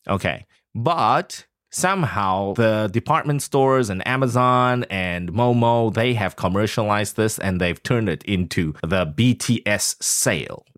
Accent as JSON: {"language": "English", "region": "Taichung", "country": "Taiwan", "said": "I come from a third world country. I mean, Taichung"}